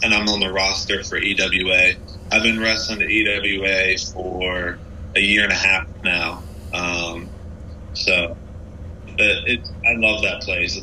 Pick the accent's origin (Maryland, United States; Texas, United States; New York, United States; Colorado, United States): Maryland, United States; Salisbury; I'm from Salisbury, Maryland, which is like the eastern shore of Maryland